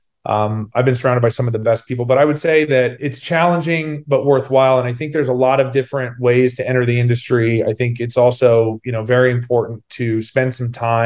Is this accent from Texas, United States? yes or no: no; Sacramento, California, United States; my hometown of Sacramento